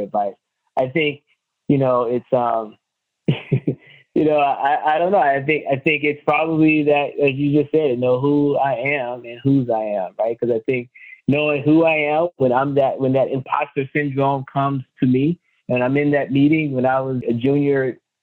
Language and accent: English; Mississippi, United States; moved away; also born or lived in Atlanta, Georgia / Tennessee / Denver, Colorado; I'm from Mississippi, lived in the Southeast, Atlanta, Tennessee.